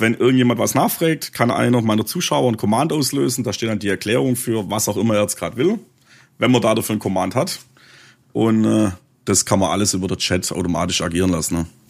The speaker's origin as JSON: {"language": "German", "area": "Swabia", "region": "Baden-Württemberg", "country": "Germany", "accent": "Swabian", "said": "mein schwäbischer Dialekt"}